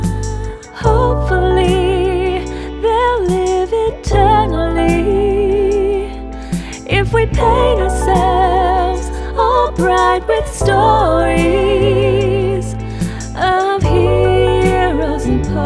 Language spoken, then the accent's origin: English; San Francisco, California, United States; That's my hometown.